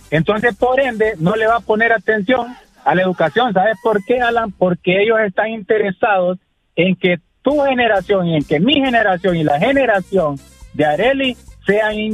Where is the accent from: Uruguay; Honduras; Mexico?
Honduras; yo soy hondureño